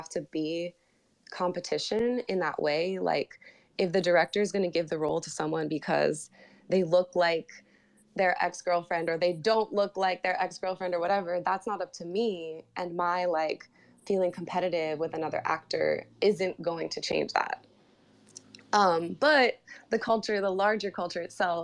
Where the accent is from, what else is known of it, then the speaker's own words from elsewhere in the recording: New York City, New York, United States; moved away as an adult; now in Los Angeles, United States; I was born and raised in New York City